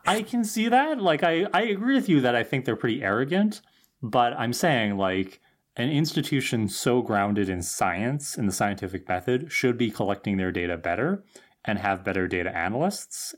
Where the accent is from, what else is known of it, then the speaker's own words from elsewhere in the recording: Thunder Bay, Ontario, Canada; growing up in Thunder Bay